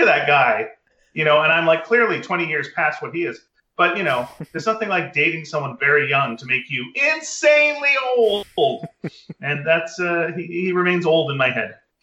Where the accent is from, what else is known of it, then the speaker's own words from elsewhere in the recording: Montreal, Quebec, Canada; I'm from Montreal